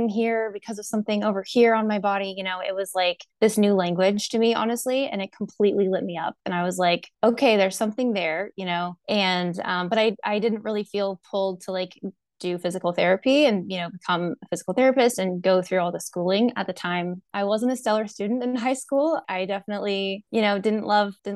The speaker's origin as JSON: {"language": "English", "town": "Raymore", "region": "Missouri", "country": "United States", "tie": "born or raised there", "also_born_or_lived": "Kansas City", "said": "I was born in Kansas City, grew up in Raymore"}